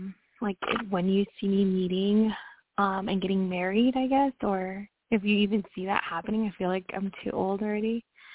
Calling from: Washington, United States; I'm calling from Washington State.

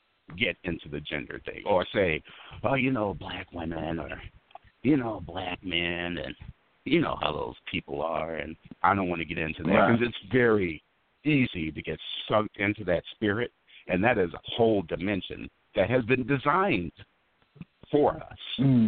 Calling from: the Bay Area, California, United States; I'm calling from the Bay Area

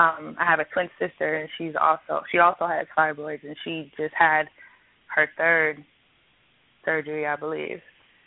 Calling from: Covington, Georgia, United States; I'm calling from Covington, Georgia.

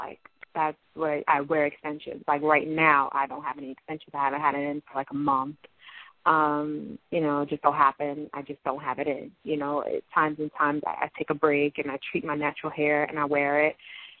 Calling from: Long Island, New York, United States; I'm from Long Island.

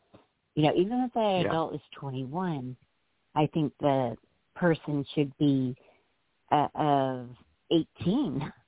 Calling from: Arkansas, United States; Hi. I'm calling from Arkansas, and I live in can you hear me?

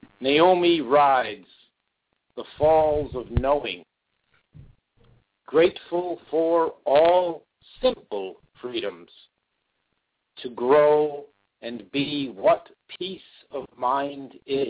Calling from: New Britain, Connecticut, United States; I'm living in New Britain, Connecticut, and my radio show that I share on your page is from Middletown, Connecticut.

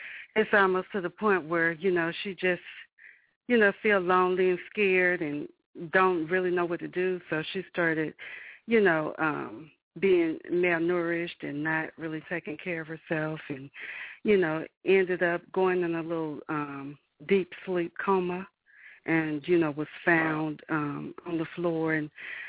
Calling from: Alabama, United States; I'm calling from Alabama.

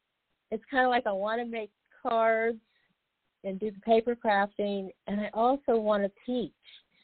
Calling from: Boynton Beach, Florida, United States; I'm calling from Boynton Beach, Florida.

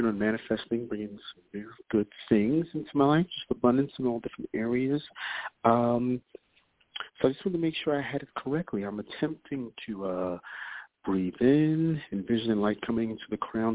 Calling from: New York, United States; I'm calling from New York

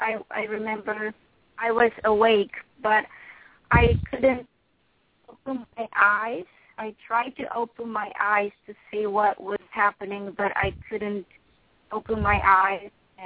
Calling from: San Francisco, California, United States; from San Francisco.

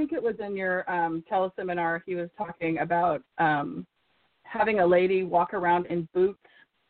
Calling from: Santa Cruz, California, United States; calling from Santa Cruz.

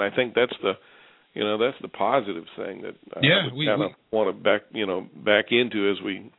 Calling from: North Carolina, United States; I'm calling you from North Carolina.

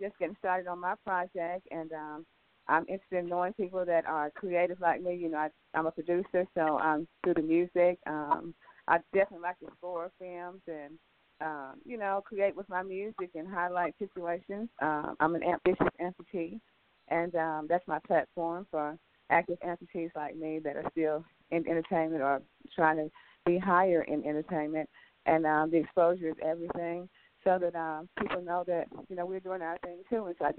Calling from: Los Angeles, California, United States; I'm calling you from Los Angeles today.

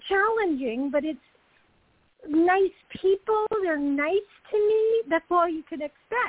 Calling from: Georgia, United States; I'm calling from Georgia.

